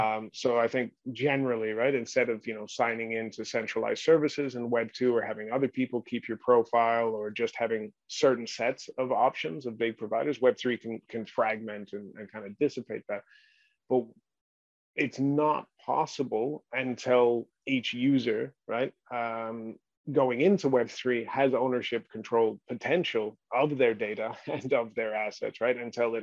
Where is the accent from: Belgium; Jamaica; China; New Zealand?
China; also born or lived in New Guinea / Hong Kong / Australia / United States; I was born in New Guinea and then raised in mainland China, a lot of time in Hong Kong, but also Australia, West and East Coast America and England as well.